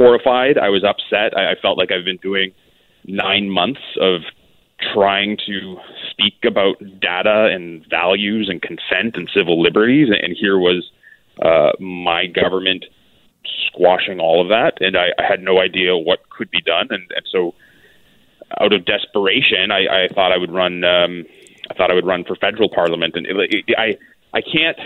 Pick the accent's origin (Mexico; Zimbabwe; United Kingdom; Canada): Canada; Kitchener, Ontario; I'm seeking a nomination in my hometown in Kitchener